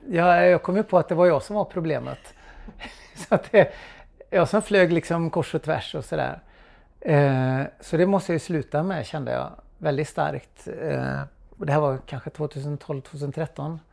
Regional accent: Trollhättan, Västra Götaland, Sweden; Jag växte upp i Trollhättan på 1980-talet

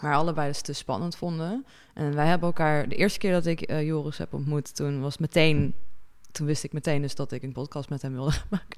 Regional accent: Netherlands; als Nederlanders

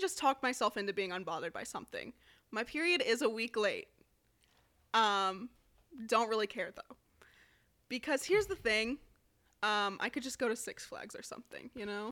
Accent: Las Vegas, Nevada, United States; moved away as an adult; also born or lived in Chicago; I'm from Vegas

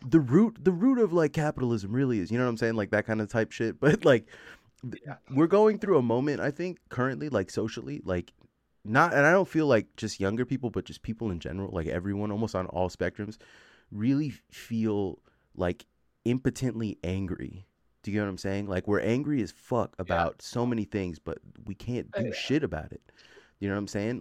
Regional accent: the Bay Area, California, United States; I'm from the Bay

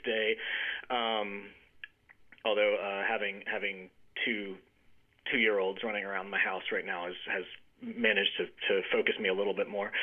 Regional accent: Jackson, Mississippi, United States; moved away as an adult; also born or lived in Connecticut; I grew up in Mississippi, and I, uh, you know, in in the town of Jackson

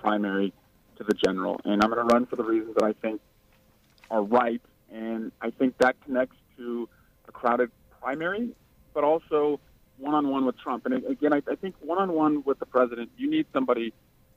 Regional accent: Midwest, United States; moved away as an adult; also born or lived in the South; I grew up I was born in the Midwest, married a Hoosier from the Midwest, educated in the South.

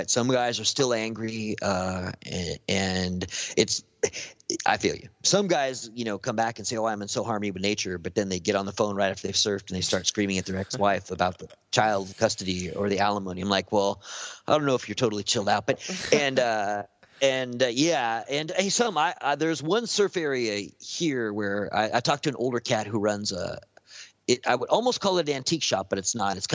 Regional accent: Venice, California, United States; I stay away from Venice, and I grew up in Venice.

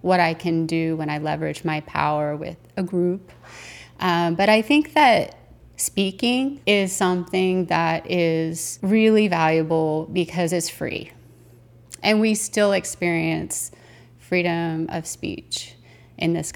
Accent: United States; as an American

